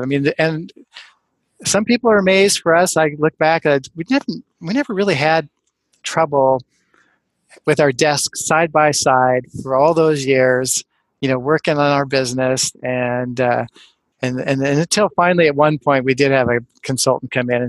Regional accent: West Coast, United States; also born or lived in Ann Arbor, Michigan; I'm from the West Coast. I had 7 good years in the Midwest, and I loved it, and Ann Arbor's pretty, unique, but then I moved back out west

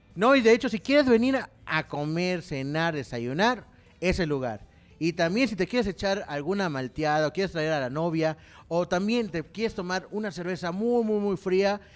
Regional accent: Mexico; now in San Luis Potosí, Mexico; como cultura mexicana

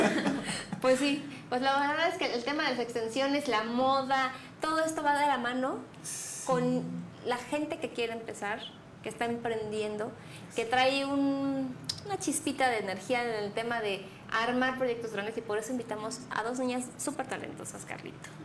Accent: Mexico City, Mexico; now in Querétaro, Mexico; nosotros que somos chilangos

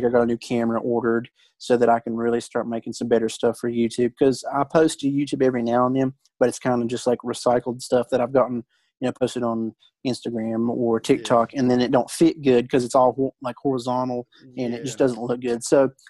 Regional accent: West Virginia, United States; I'm from West Virginia.

